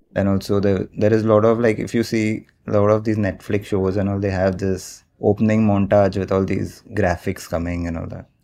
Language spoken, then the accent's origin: English; Mumbai, Maharashtra, India; I've born and brought up in Mumbai only, like a proper Bombay boy